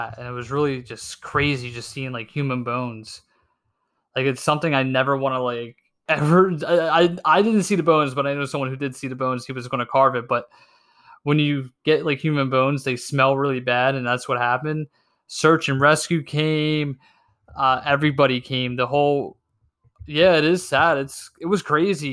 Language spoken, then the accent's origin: English; Pennsylvania, United States; Where am I from? PA